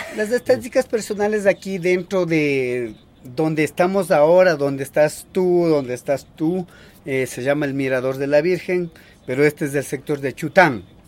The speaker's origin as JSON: {"language": "Spanish", "town": "Salasaca", "region": "Tungurahua", "country": "Ecuador", "first_language": "Kichwa", "second_language": "Spanish"}